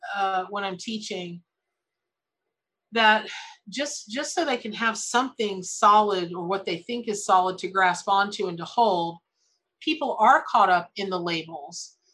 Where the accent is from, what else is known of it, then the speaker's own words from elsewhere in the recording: Florida, United States; I grew up in Florida